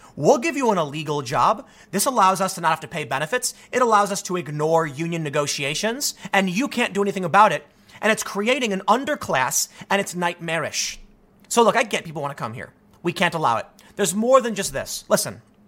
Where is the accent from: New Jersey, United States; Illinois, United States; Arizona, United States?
Illinois, United States; Chicago; I'm from Chicago